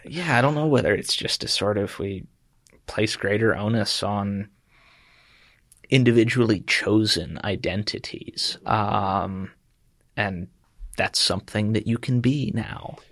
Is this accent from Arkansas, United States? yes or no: no; Chester County, Pennsylvania, United States; I'm from Chester County, Pennsylvania